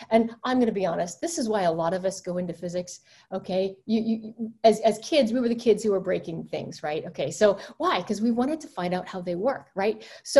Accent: the South, United States; I grew up Southern Baptist. I grew up in the South, and my mother's father was a Southern Baptist preacher.

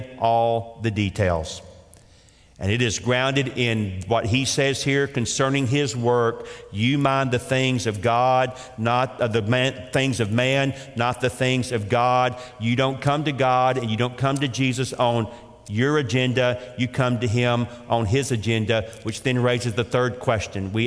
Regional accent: Atlanta, Georgia, United States; I grew up again in Atlanta, Georgia

